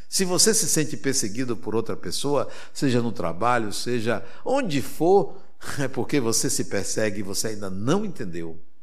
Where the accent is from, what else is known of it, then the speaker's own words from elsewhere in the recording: Brazil; eu sou brasileiro